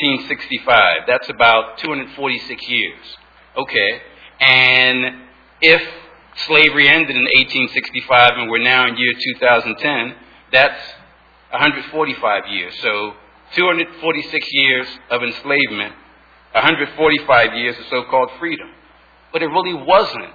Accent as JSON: {"language": "English", "town": "Philadelphia", "region": "Pennsylvania", "country": "United States", "tie": "born or raised there", "said": "I was born and raised in Philadelphia"}